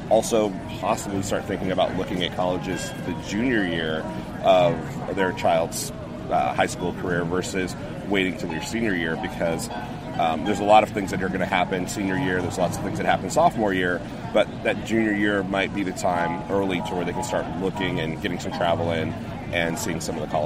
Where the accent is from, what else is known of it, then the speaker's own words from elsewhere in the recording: San Jose, California, United States; From San Jose, California.